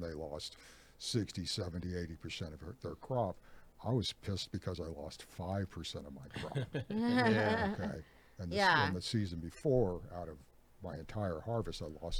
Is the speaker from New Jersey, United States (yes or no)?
no; Ukiah, California, United States; And that's the Ukiah, my hometown, is like, that's, I grew up in that neck of the woods, and it's just a way of life there.